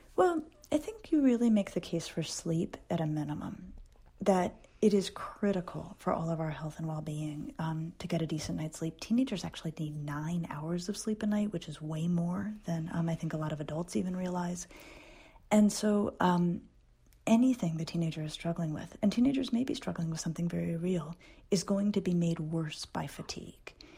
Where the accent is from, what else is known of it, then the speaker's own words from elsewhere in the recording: Denver, Colorado, United States; I grew up in Denver when it was a small town.